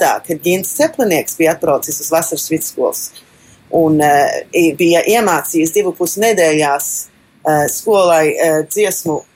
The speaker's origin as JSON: {"language": "Latvian", "town": "Melbourne", "region": "Victoria", "country": "Australia", "tie": "born or raised there", "said": "Austrālijas jauniešu kora koordinātore. Dzimu Melburnā, Trešā no četrām meitām, mani trīs dēli, viens dzīvo Latvijā"}